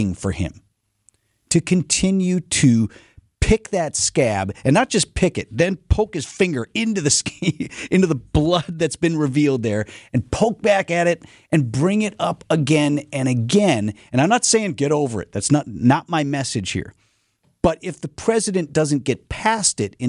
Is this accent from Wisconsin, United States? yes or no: yes; Wauwatosa, Wisconsin, United States; also born or lived in Milwaukee; I was born in the city, but moved to Wauwatosa when I was really little. So I grew up in Wauwatosa